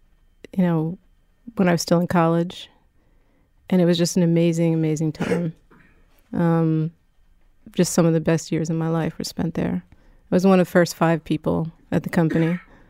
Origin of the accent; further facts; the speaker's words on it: Philadelphia, Pennsylvania, United States; I'm a Philadelphian, yes, a proud Philadelphian.